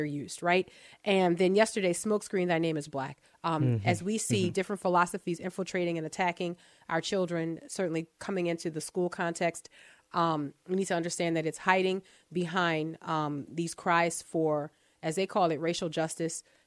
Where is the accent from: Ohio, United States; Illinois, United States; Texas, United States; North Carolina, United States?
Texas, United States; I am a Texan.